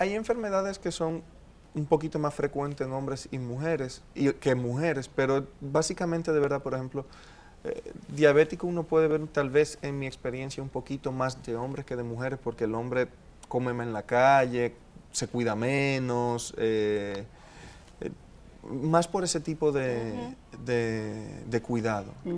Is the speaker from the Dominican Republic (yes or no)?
yes; Dominican Republic; also born or lived in Colombia